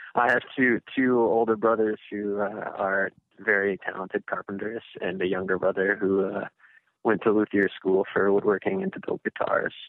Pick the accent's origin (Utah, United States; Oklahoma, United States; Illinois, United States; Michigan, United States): Michigan, United States; Grand Rapids; I'm born born and raised here.